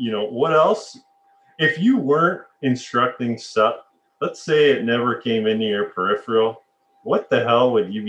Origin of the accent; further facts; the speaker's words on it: Alberta, Canada; And growing up in Alberta, I mean, I'd be itching to get some tropical climates as well.